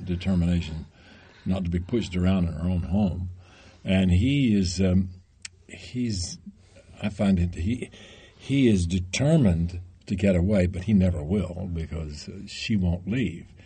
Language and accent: English; Tennessee, United States; I'm from Tennessee